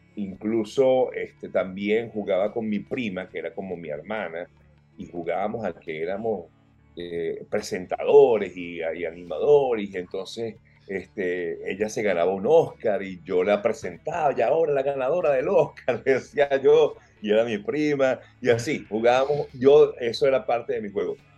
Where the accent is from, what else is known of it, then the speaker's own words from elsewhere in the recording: Caracas, Capital District, Venezuela; moved away as an adult; me crié en el Cafetal, en Caracas